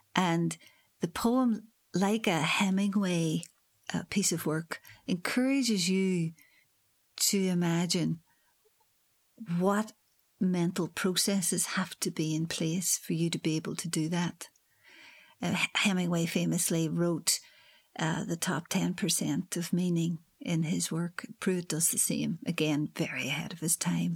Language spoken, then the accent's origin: English; Northern Ireland, United Kingdom; now in Hull, United Kingdom; I'm from Northern Ireland